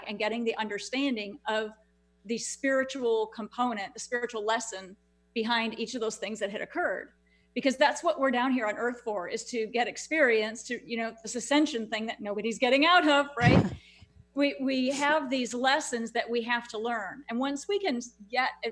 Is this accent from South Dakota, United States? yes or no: no; Houston, Texas, United States; my hometown where I live here in Houston